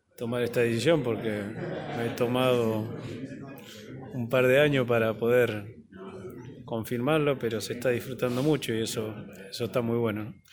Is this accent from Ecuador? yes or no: no; Don Torcuato, Buenos Aires Province, Argentina; Yo nací en Don Torcuato, en un barrio normal